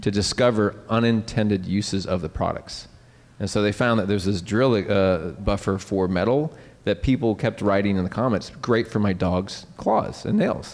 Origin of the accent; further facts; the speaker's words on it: Nebraska, United States; being from Nebraska, but I'm from Nebraska